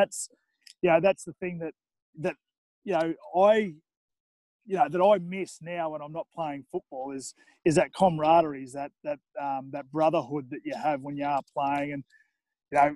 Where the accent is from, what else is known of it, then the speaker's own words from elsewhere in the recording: Toowoomba, Queensland, Australia; now in Gold Coast, Australia; I grew up in Toowoomba, there's a heavily Indigenous population